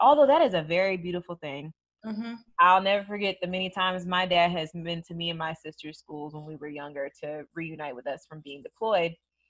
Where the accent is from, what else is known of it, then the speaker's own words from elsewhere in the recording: Fayetteville, North Carolina, United States; I come from a veteran area. I'm from Fayetteville, North Carolina. Dreamville.